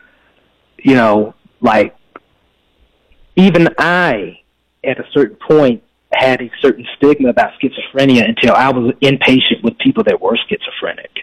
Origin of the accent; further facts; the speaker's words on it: Memphis, Tennessee, United States; moved away as an adult; now in Dallas, United States; I was living in Memphis, Tennessee. That's where I'm originally from. And I moved to Dallas about 3 years ago